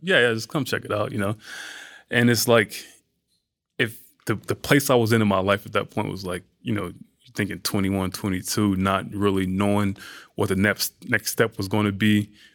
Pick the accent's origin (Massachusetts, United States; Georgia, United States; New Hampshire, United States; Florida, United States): Georgia, United States; Atlanta; moved away; also born or lived in New York; growing up in Georgia, growing up in Atlanta, and, like, being from that environment